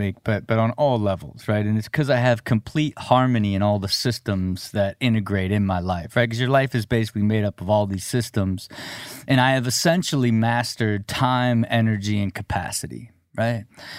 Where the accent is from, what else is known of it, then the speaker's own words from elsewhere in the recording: Dayton, Ohio, United States; From Dayton, Ohio.